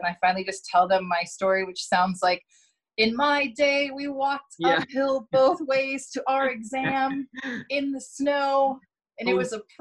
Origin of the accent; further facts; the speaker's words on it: New York, United States; moved away as an adult; now in Oregon, United States; I'm from New York originally